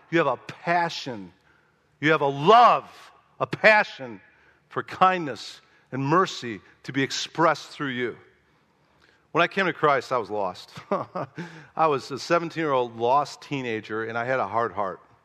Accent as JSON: {"language": "English", "town": "Chicago", "region": "Illinois", "country": "United States", "said": "I was from Chicago, never been to pig farm my whole life"}